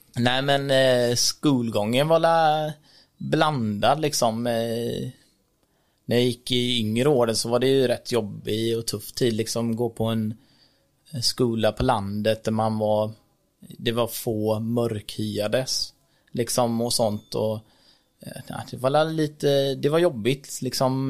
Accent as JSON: {"language": "Swedish", "town": "Rolfstorp", "region": "Halland County", "country": "Sweden", "tie": "born or raised there", "also_born_or_lived": "Sri Lanka", "said": "Kom till Sverige när jag var tre månader drygt i eh, ett litet samhälle som heter Rollstorp som ligger mellan Varberg och Ullared, som många känner till säkert. Och växte upp där när jag var liten"}